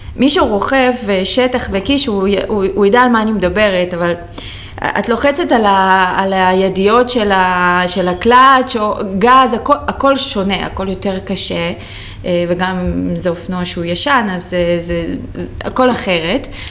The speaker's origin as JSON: {"language": "Hebrew", "town": "Rehovot", "region": "Central District", "country": "Israel", "said": "אני מרחובות"}